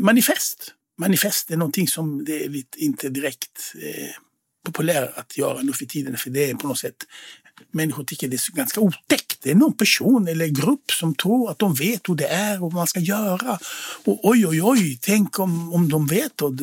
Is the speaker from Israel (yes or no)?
yes; Israel; Swedish is a second language; moved away as an adult; now in Sweden; jag är född i Israel och svenska är inte mitt modersmål